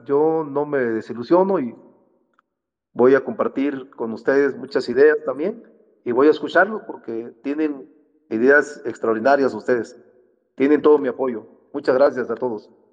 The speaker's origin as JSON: {"language": "Spanish", "town": "Salina Cruz", "region": "Oaxaca", "country": "Mexico", "said": "Yo soy de Salina Cruz, Oaxaca"}